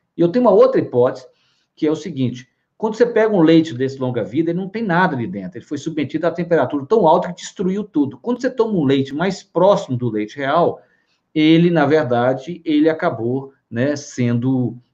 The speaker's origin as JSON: {"language": "Portuguese", "region": "Minas Gerais", "country": "Brazil", "said": "Eu sou mineiro"}